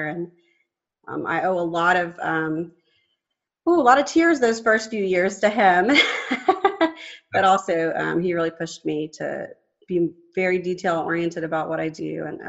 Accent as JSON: {"language": "English", "town": "Duluth", "region": "Georgia", "country": "United States", "tie": "born or raised there", "said": "I'm a Georgia product. I grew up in Gwinnett County where I teach."}